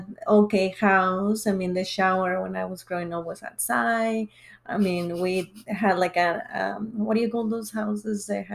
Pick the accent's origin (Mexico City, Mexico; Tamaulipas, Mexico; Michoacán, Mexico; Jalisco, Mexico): Tamaulipas, Mexico; Reynosa; moved away as an adult; also born or lived in Mission, Texas; now in North Carolina, United States; I was born and raised in Mexico in a small town called Reynosa.